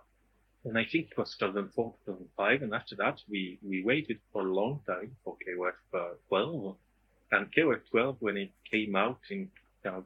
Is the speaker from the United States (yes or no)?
no; France; from France